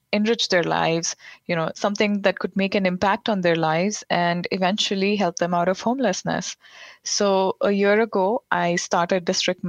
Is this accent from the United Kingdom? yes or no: no; India; moved away as an adult; also born or lived in Providence, United States; now in Washington, D.C., United States; I grew up in India in an upper middle class family